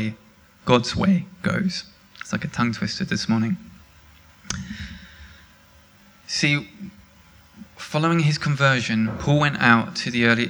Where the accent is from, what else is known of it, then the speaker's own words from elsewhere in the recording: England, United Kingdom; I'm English